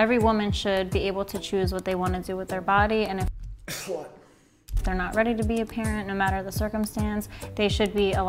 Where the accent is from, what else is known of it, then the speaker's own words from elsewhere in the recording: Philadelphia, Pennsylvania, United States; I'm 27 years old, and I'm from Philadelphia.